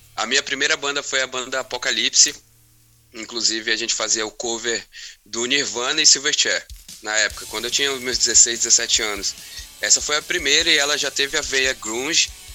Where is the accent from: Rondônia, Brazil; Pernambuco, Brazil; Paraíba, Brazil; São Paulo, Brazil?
Rondônia, Brazil; Porto Velho; moved away as an adult; also born or lived in Curitiba, Paraná; Porto Velho é a minha cidade natal mesmo, onde uhum. eu fui uhum. nascido e criado